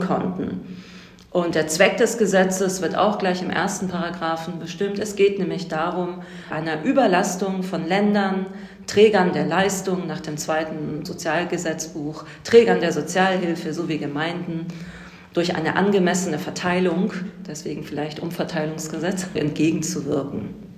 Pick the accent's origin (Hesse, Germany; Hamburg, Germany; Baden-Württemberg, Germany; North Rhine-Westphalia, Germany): Hamburg, Germany; now in Berlin, Germany; Ich bin selbst in Hamburg aufgewachsen